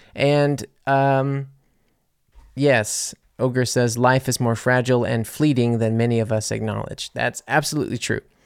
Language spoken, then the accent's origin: English; Louisiana, United States; moved away as an adult; also born or lived in New Orleans; now in Germany; being from Louisiana